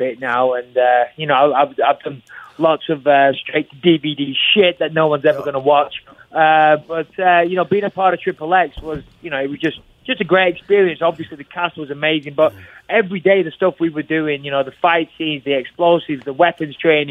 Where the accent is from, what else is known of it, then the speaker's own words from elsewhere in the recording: England, United Kingdom; I'm English